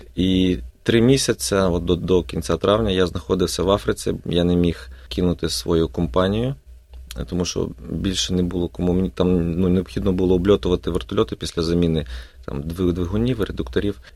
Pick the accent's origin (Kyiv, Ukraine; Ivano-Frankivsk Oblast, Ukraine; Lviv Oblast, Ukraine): Lviv Oblast, Ukraine; Sambir; moved away as an adult; now in Melbourne, Australia; я з славного міста Самбура е, Львівської області, який знаходиться 30 кілометрів від кордона з Польщею біля Карпатських гір